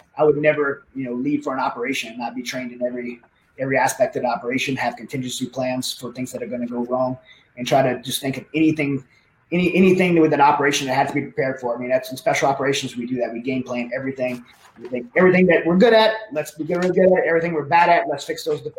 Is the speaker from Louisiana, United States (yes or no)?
yes; Southern Louisiana, United States; where I grew up in Southern Louisiana, very dysfunctional family